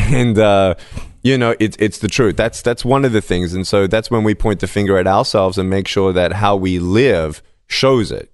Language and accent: English; Melbourne, Victoria, Australia; I was born in Melbourne, Australia, without limbs